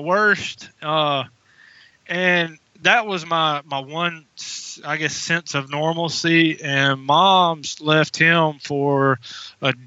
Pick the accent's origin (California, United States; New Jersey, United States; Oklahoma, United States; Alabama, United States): Alabama, United States; I am from Sweet Home, Alabama.